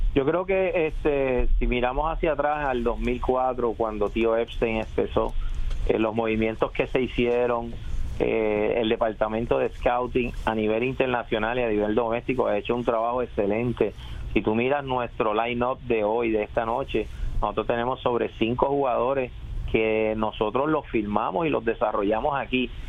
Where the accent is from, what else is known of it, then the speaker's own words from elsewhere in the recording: Puerto Rico; soy puertorriqueño